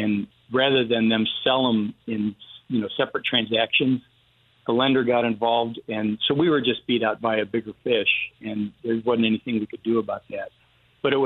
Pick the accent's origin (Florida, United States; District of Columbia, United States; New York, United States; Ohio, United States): New York, United States; Western; now in Houston, United States; I grew up in Western New York, so it's not near Buffalo